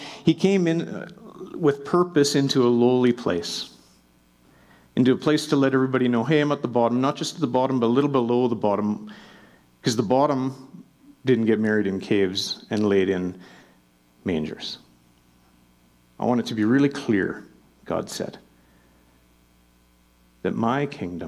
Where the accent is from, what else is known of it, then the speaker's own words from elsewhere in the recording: Melfort, Saskatchewan, Canada; now in Calgary, Canada; I'm from Melfort, Saskatchewan